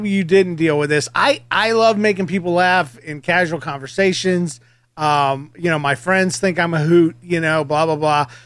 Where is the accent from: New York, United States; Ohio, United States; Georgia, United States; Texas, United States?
Georgia, United States; I'm from Georgia as well